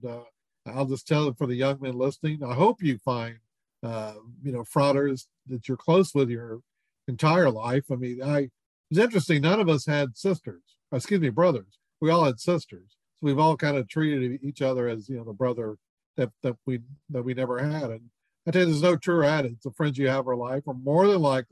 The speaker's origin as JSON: {"language": "English", "town": "Houston", "region": "Texas", "country": "United States", "tie": "born or raised there", "said": "a guy I grew up with in Houston"}